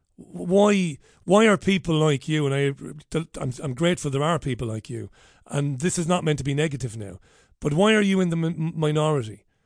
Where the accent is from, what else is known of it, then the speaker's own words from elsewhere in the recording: Ireland; that Ireland that I would have believed I was living in growing up